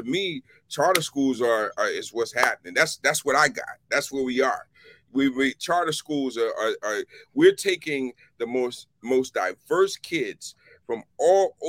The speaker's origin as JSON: {"language": "English", "town": "Philadelphia", "region": "Pennsylvania", "country": "United States", "tie": "born or raised there", "moved": "yes", "lives_now": "Washington, D.C., United States", "said": "I grew up in West Philly"}